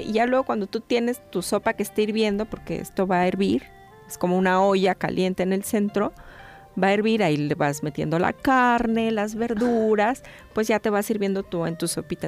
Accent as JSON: {"language": "Spanish", "country": "Mexico", "said": "A nosotros como mexicanos"}